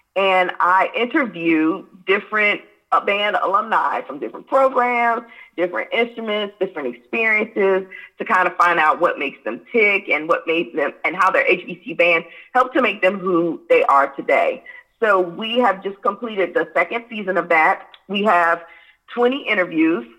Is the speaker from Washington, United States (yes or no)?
no; Hampton, Virginia, United States; I was raised in Hampton, Virginia